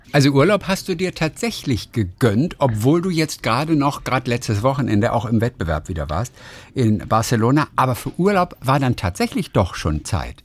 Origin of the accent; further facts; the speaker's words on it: Hamburg, Germany; ich bin ja Hamburger